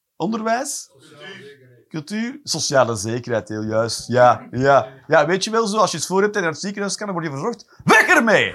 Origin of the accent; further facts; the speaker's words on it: Flanders, Belgium; Als Vlamingen